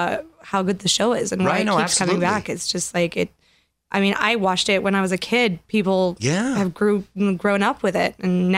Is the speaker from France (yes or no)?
yes; Grenoble, Auvergne-Rhône-Alpes, France; first language French; English is a second language; moved away as an adult; also born or lived in Paris; now in Los Angeles, United States; Grenoble, which is where I'm from